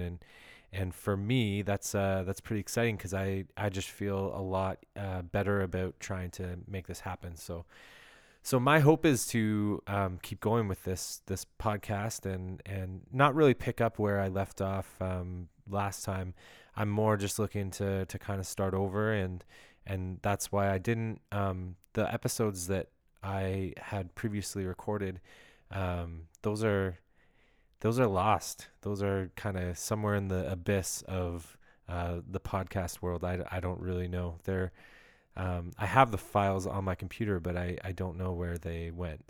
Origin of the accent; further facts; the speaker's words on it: Ottawa, Ontario, Canada; now in Greater Toronto Area, Canada; I was born in Ottawa, Ontario